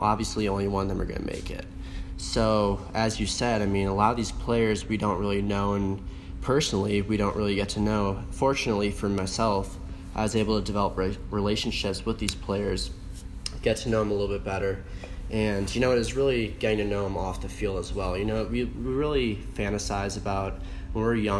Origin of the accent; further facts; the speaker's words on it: Madison, Wisconsin, United States; moved away as an adult; now in Boulder, United States; I'm from Madison, Wisconsin, born and raised